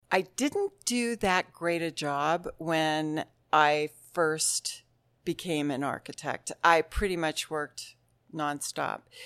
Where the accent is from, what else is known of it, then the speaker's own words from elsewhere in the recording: Mount Lemmon, Arizona, United States; also born or lived in Tucson; We'd say, "Mount Lemon." And they'd say, "Really? Where do you go to school?" And we'd say, "Well, we live on the mountain, but we drive to Tucson Monday through Friday. We live in town just to go to school."